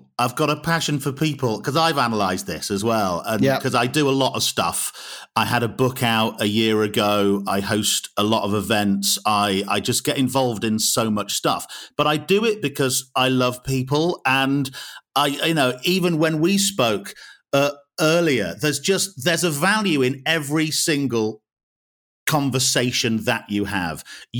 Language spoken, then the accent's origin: English; Wales, United Kingdom; born there; also born or lived in Yorkshire and the Humber / North West England; now in West Midlands, United Kingdom; So I'm not from around here. I was born in Wales originally, and then lived a lot of my life in Yorkshire, was a student in the Northwest. So I arrived in the West Midlands in 2000